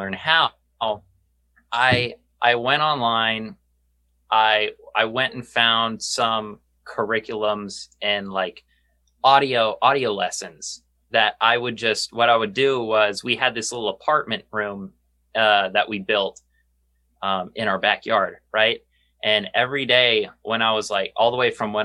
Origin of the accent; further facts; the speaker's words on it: San Antonio, Texas, United States; also born or lived in Duluth, Minnesota; Me and Josh are from San Antonio, Texas. And we were both born in Duluth, Minnesota, but very young age, we moved to San Antonio